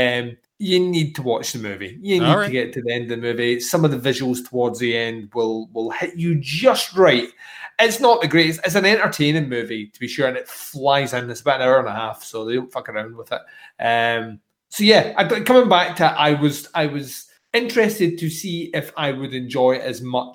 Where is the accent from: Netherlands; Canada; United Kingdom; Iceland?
United Kingdom; Scotland; as a Scotsman